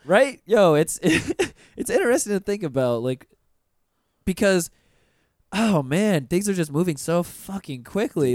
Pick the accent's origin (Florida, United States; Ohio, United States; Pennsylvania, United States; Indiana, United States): Florida, United States; Pensacola; moved away as an adult; now in Orlando, United States; I'm from Pensacola, Florida